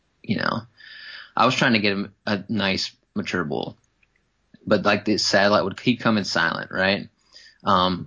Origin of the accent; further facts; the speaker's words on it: Wisconsin, United States; growing up in Wisconsin, whitetail hunting